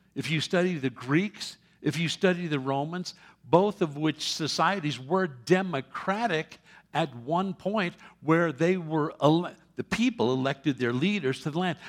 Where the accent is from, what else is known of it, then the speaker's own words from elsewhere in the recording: New York City, New York, United States; moved away; I was born in New York City many years ago